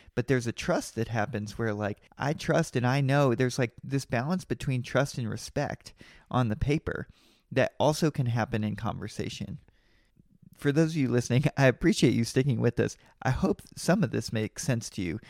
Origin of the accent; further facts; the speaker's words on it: Kentucky, United States; I'm from Kentucky and I love Kentucky